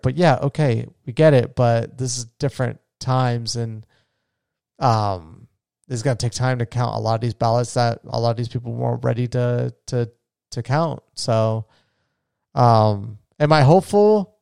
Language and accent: English; Florida, United States; my home state of Florida